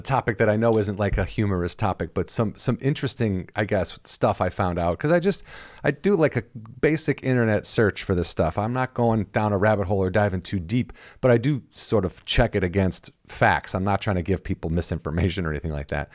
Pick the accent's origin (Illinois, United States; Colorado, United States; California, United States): Illinois, United States; I'm from Illinois